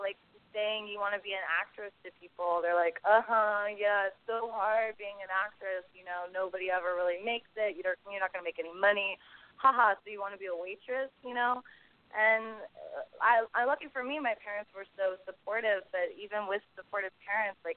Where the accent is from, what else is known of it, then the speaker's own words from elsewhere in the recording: San Francisco, California, United States; moved away as an adult; now in Los Angeles, United States; I'm from the Bay Area, San Francisco, and then so I grew up doing a lot of theater stuff